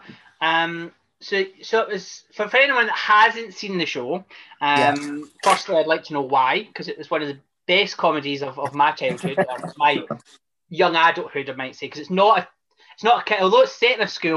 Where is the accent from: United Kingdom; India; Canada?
United Kingdom; Watford, East of England; I live in Watford now. Well, I'm from Watford